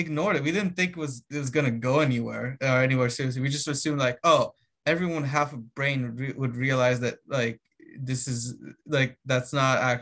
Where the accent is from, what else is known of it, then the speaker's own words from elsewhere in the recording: Romania; moved away; I come from Romania